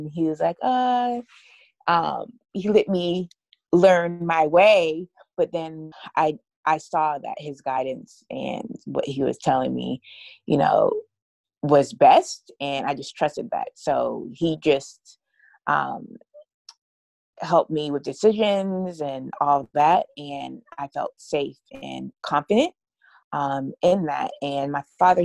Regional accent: Atlanta, Georgia, United States; also born or lived in New York; I was born in New York and raised in Atlanta

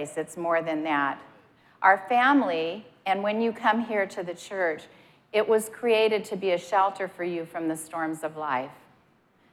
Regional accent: Montana, United States; moved away; I'm from Montana, and when I lived in Montana, a lot of times it would pour.

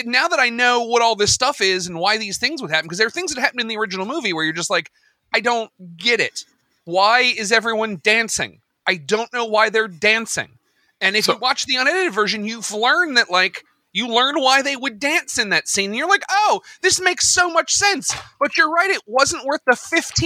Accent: United States; as an American

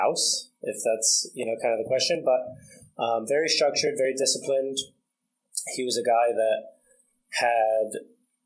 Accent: Franklin, New York, United States; I'm from a really small town, upstate New York, Franklin, New York

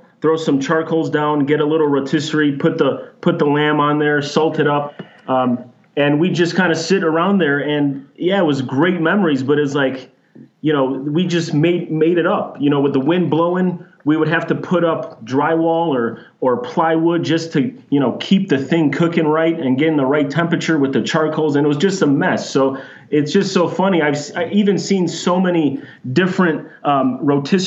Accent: Chicago, Illinois, United States; now in Phoenix, United States; I grew up in Chicago

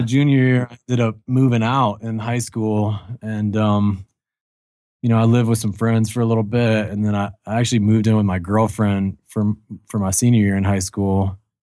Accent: Kentucky, United States; I grew up in Kentucky

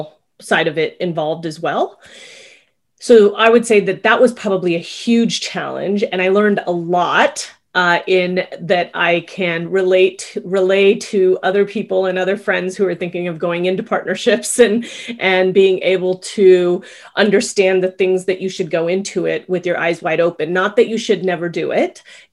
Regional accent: Culver City, California, United States; now in South Bay, Los Angeles, United States; where I grew up in Culver City

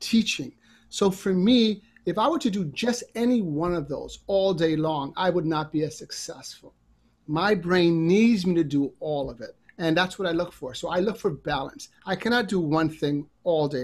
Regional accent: New York City, New York, United States; I grew up in a part of New York that was challenging to be

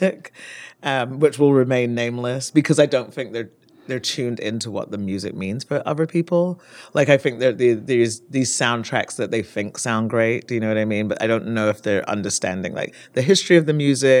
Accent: Barbados; also born or lived in Leicester, United Kingdom / London, United Kingdom; now in Oakland, United States; I grew up in the Caribbean with my maternal grandmother

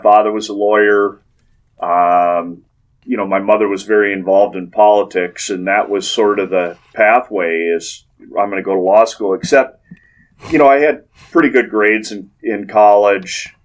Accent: St. Paul, Minnesota, United States; I grew up just outside of St. Paul, Minnesota

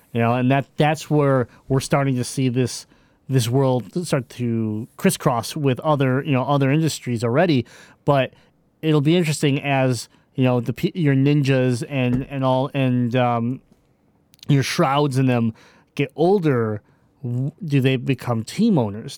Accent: Michigan, United States; I'm from Michigan

